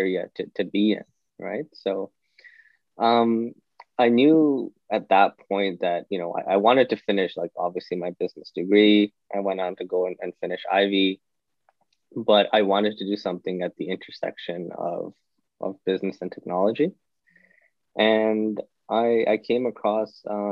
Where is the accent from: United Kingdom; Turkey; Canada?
Canada; Toronto, Ontario; I was born and raised in Toronto